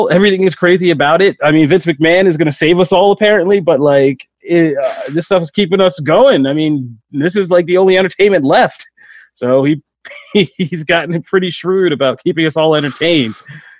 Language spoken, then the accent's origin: English; outside Philadelphia, Pennsylvania, United States; Funny enough for where I grew up in outside Philadelphia.